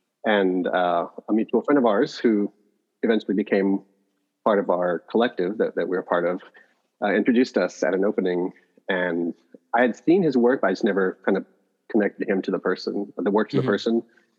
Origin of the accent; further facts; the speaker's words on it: El Paso, Texas, United States; also born or lived in Sherman, Texas; Yeah, so I was born and raised in El Paso, and that's where my parents met and lived most of their lives.